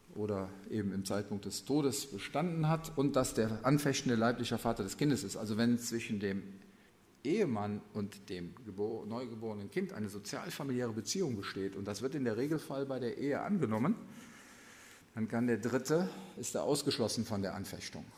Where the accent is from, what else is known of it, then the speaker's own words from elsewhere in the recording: Germany; bei uns in Deutschland